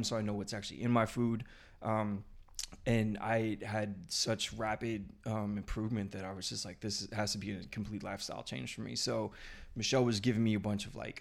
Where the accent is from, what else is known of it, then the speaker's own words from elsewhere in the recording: Houston, Texas, United States; now in California, United States; I'm from Houston